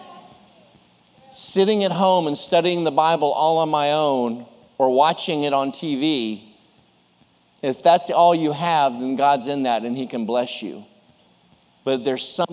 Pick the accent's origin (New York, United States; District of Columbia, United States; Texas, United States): Texas, United States; Houston; April 1st, 1966, in Methodist Hospital in Houston, Texas